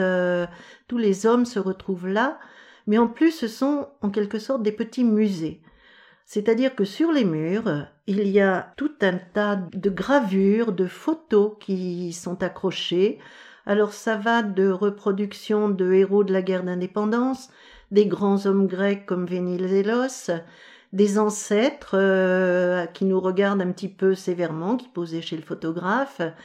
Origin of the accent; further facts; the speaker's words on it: Paris, Île-de-France, France; Je viens de Paris